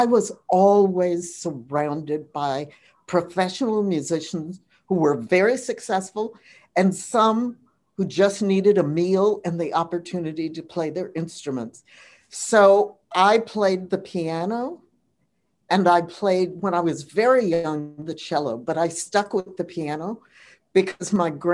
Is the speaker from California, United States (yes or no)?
yes; Los Angeles, California, United States; growing up in Los Angeles, I spent my summers at the Hollywood Bowl